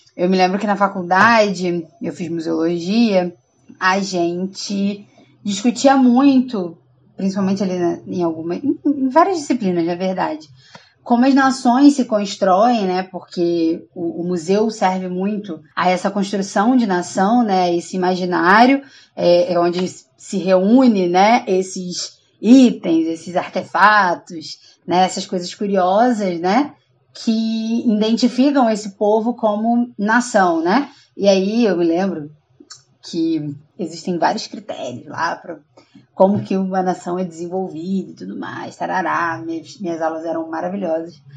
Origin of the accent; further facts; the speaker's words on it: Brazil; a gente é brasileiro